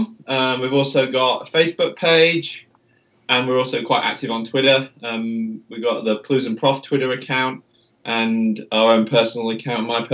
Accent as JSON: {"language": "English", "region": "England", "country": "United Kingdom", "said": "I am English"}